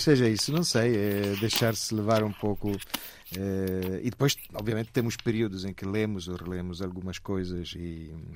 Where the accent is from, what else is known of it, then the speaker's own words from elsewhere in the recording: Lecce, Apulia, Italy; Portuguese is a second language; moved away as an adult; now in Portugal; eu sou de Lecce